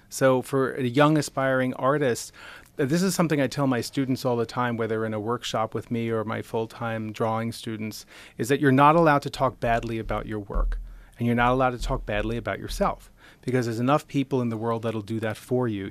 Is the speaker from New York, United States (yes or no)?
yes; Nassau-Queens border, Long Island, New York, United States; moved away as an adult; now in Rochester, United States; I grew up right outside New York City. on the Nassau Queens border of Long Island and moved up here about thirteen years ago.